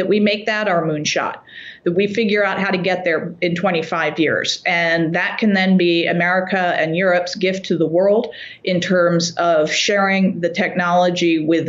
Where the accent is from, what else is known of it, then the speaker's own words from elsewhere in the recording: near Three Mile Island, Pennsylvania, United States; I grew up near Three Mile Island